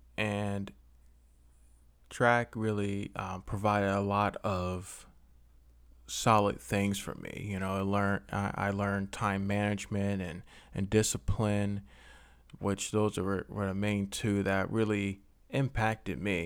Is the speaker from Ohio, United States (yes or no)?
no; Philadelphia, Pennsylvania, United States; I am from Philly